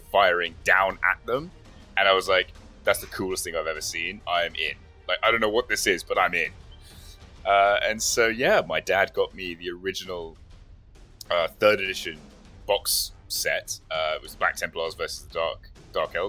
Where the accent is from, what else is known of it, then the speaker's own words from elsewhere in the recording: Watford, East of England, United Kingdom; moved away; I'm from Watford originally.